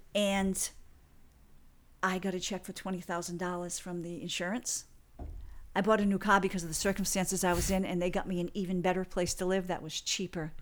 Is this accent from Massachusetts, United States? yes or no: yes; Fall River, Massachusetts, United States; my hometown of Fall River, Massachusetts